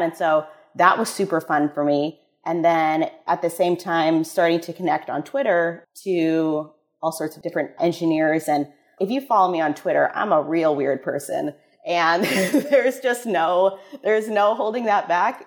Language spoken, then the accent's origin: English; Midwest, United States; moved away; I'm from the Midwest originally